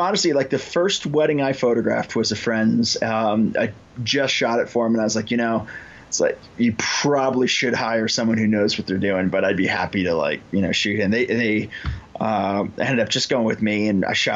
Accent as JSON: {"language": "English", "region": "Illinois", "country": "United States", "tie": "born or raised there", "moved": "as an adult", "lives_now": "Colorado, United States", "said": "I started in Illinois. That's where I grew up. And then I moved to Colorado in, it's about 2004."}